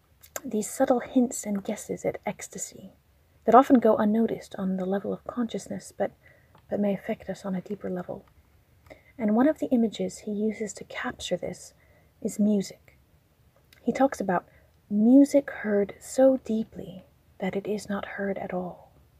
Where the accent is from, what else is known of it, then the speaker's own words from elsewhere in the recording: Texas, United States; also born or lived in Turkey; now in Quebec City, Canada; I'm originally from Texas, but I spent 12 years in Turkey, and I'm currently located in Quebec City, where I'm pursuing a doctorate in clinical psychology.